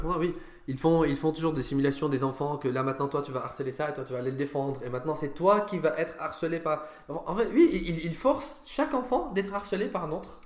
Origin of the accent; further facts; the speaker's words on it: Syria; also born or lived in Lebanon / Sweden; now in France; mon passeport syrien